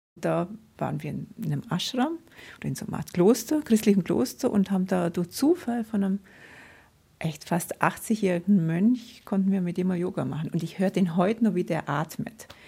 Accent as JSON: {"language": "German", "area": "Nördlinger Ries", "region": "Bavaria", "country": "Germany", "tie": "born or raised there", "said": "im Nördlinger Ries, wo ich aufgewachsen bin."}